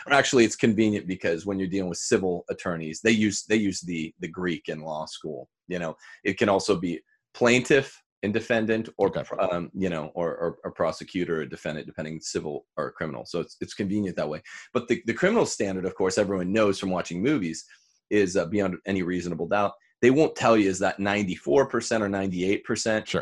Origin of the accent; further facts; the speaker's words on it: Bakersfield, California, United States; my hometown